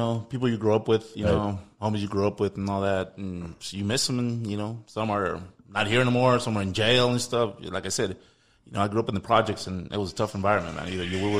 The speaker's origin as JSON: {"language": "English", "town": "El Paso", "region": "Texas", "country": "United States", "tie": "born or raised there", "said": "You know, I grew up in the modern level projects. I'm a project boy, you know"}